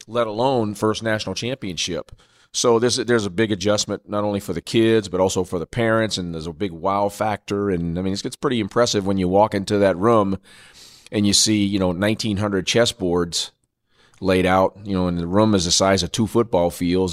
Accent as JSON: {"language": "English", "town": "Norfolk", "region": "Virginia", "country": "United States", "tie": "born or raised there", "said": "my hometown in Norfolk, Virginia"}